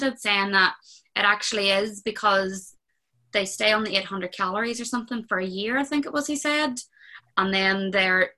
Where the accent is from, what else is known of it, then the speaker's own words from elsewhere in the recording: Omagh, Northern Ireland, United Kingdom; my hometown, just outside of Omagh